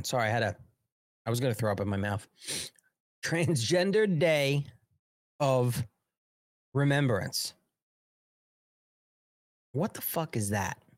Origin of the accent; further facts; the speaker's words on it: United States; born there; This is America. This I was born in America.